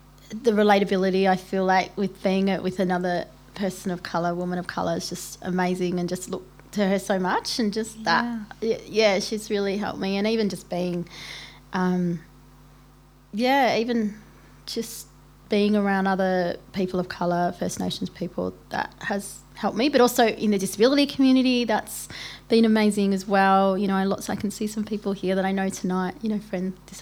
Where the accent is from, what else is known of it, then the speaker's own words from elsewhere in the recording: Melbourne, Victoria, Australia; I'm from Melbourne